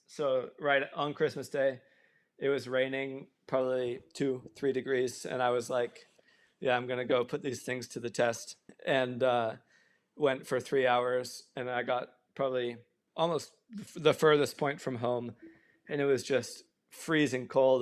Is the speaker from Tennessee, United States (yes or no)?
yes; Tennessee, United States; moved away; where I grew up specifically in Tennessee